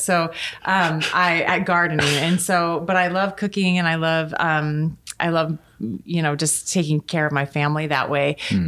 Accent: Gresham, Oregon, United States; also born or lived in Washington; I grew up in Gresham too.

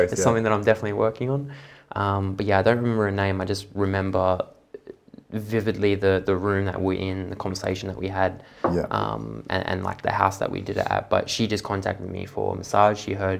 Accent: Perth, Western Australia, Australia; Here in Perth. Yeah. Both my parents, just not spiritual at all.

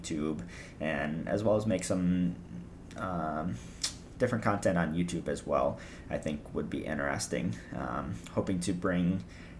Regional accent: United States; I'm from America

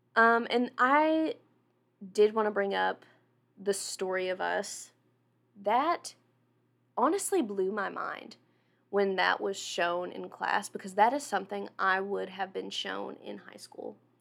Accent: Jonesboro, United States; moved away; I'm from Jonesboro, which is like two hours away

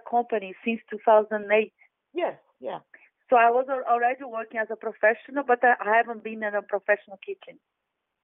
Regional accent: Salvador, Bahia, Brazil; now in London, United Kingdom; I come from Salvador, where the slaves came to South America

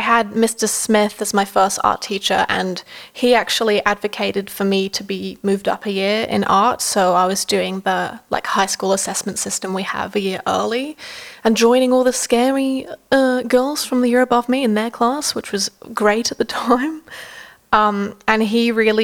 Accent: Dunedin, Otago, New Zealand; moved away as an adult; also born or lived in Italy; now in Australia; I grew up in New Zealand. In a small town called Dunedin.

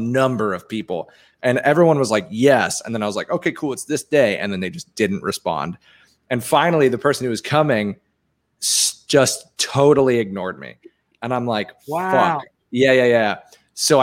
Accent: Guernsey; now in Tampa, United States; I'm from a small 5x7 square mile island called Guernsey in the British Channel

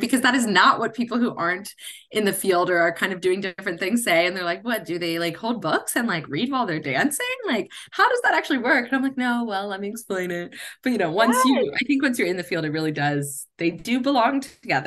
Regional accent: Cincinnati, Ohio, United States; I'm originally from Cincinnati, Ohio

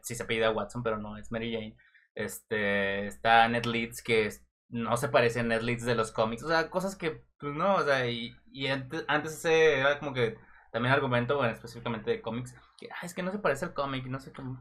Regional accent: Mexico; yo como mexicano

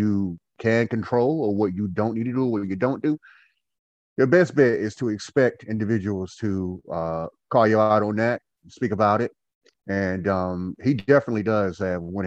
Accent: Goldsboro, North Carolina, United States; also born or lived in Winston-Salem, North Carolina; I am originally from Goldsboro, North Carolina, born and raised. I live in Winston-Salem, North Carolina.

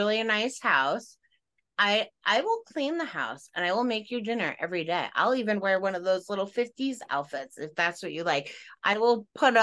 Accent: Long Island, New York, United States; We're from Long Island.

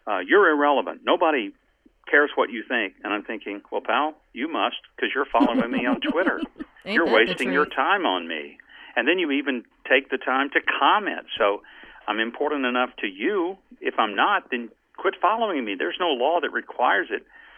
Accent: the South, United States; I grew up in the South

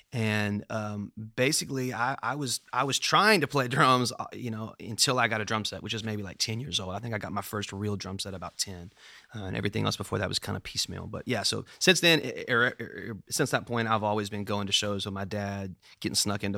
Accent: Memphis, Tennessee, United States; I am. I was born and raised actually like a block or two away from here. I was born on Nelson, which is right around the corner.

